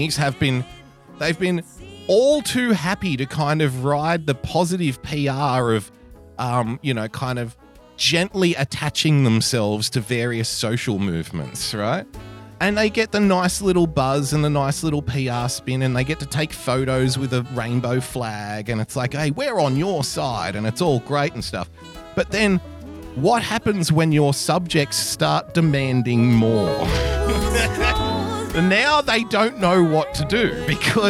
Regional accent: Sydney, New South Wales, Australia; Sydney Town, sweet old Sydney Town, jewel of the South Pacific, ladies and gentlemen. My hometown

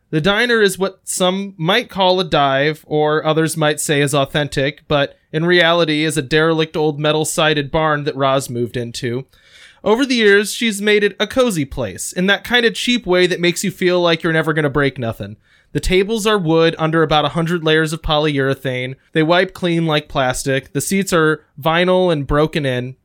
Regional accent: Indiana, United States; we have a lot of towns with, like, Central and Southern American names

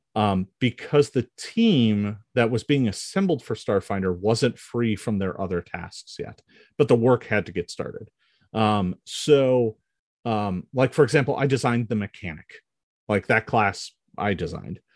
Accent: Milwaukee, Wisconsin, United States; I grew up in Milwaukee, Wisconsin

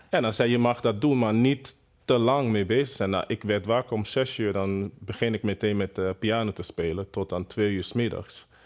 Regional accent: Benin City, Edo, Nigeria; Dutch is a second language; moved away as an adult; also born or lived in Lagos, Nigeria; now in Netherlands; in Benin City. dat is een, een stad in Nigeria. En daar uh, behoren Edo-stam. Dus ik kom uit Edo-stam, Edo-mensen. Dus we hebben echt een koninkrijk. Dus zo wordt het nog steeds genoemd. Ik ben een Edo-stam, uh, geboren

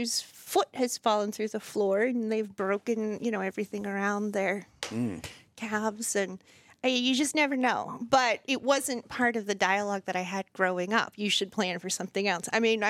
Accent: Ashburn, Virginia, United States; moved away as an adult; also born or lived in Richmond; now in Winchester, United States; I'm from Ashburn.

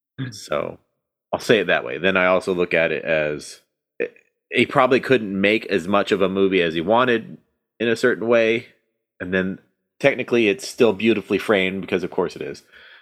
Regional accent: United States; watching this movie as an American

